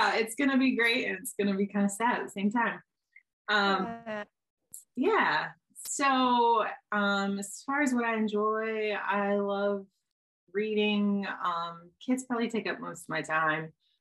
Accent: Marianna, Florida, United States; I grew up in the middle of nowhere in Marianna, Florida, in the Panhandle

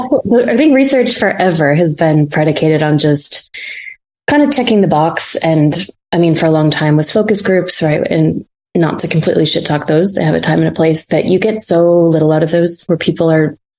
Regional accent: Fargo, North Dakota, United States; now in New York, United States; I grew up in North Dakota

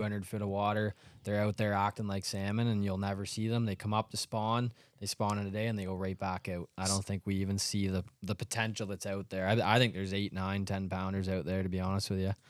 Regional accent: Canada; we're from Canada

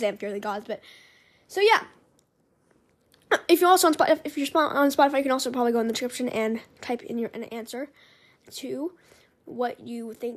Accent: Los Angeles, California, United States; growing up in Hollywood

